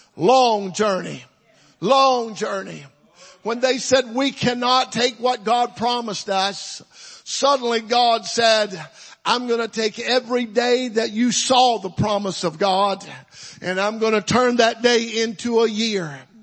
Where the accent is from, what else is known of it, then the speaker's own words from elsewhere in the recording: Mississippi, United States; now in Texas, United States; I wasn't born in Texas. I was born in Mississippi, but I got here as quick as I could